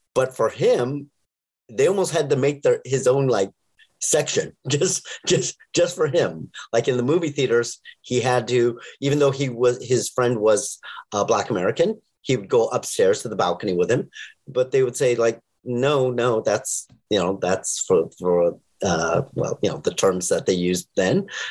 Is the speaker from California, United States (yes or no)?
yes; Los Angeles, California, United States